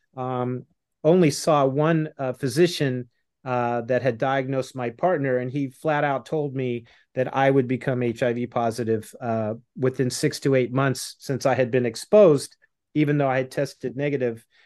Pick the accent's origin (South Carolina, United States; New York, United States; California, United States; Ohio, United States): California, United States; Los Angeles; LA Dodgers, my hometown